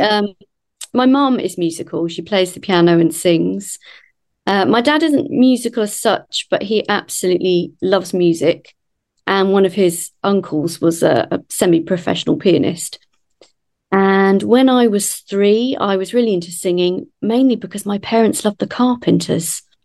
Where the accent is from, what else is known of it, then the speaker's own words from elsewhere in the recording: Kent, South East England, United Kingdom; moved away as an adult; also born or lived in London; now in Aylesbury, United Kingdom; I grew up in Kent, so the other side of London